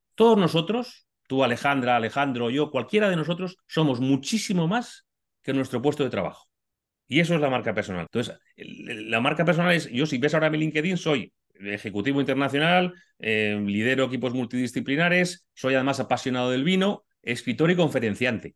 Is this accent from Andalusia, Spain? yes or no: no; Madrid, Community of Madrid, Spain; soy español, soy madrileño, vivo en Madrid